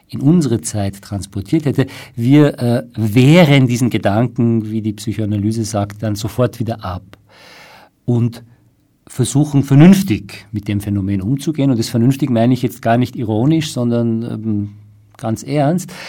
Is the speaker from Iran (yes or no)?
yes; Iran; Ich komme ja aus dem Iran und Daher ähm, habe ich leider äh, sehr viel Einblick in dem, was dort passiert.